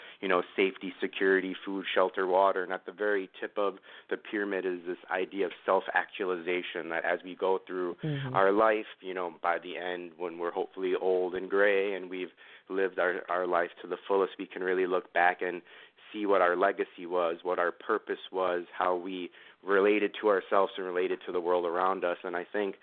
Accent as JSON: {"language": "English", "town": "New York City", "region": "New York", "country": "United States", "tie": "born or raised there", "moved": "yes", "said": "I grew up in Queens"}